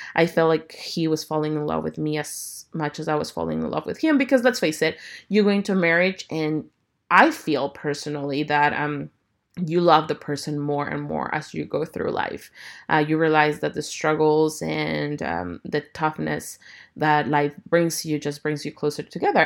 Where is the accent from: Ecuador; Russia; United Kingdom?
Ecuador; now in Houston, United States; I'm originally from Ecuador, and I currently live in Houston, Texas.